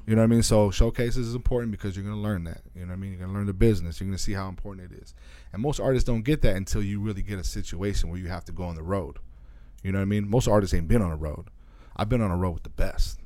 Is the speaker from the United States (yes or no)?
yes; small town three hours east of Phoenix, Arizona, United States; moved away as an adult; also born or lived in California; now in Phoenix, United States; I grew up in a small town that's three hours east of here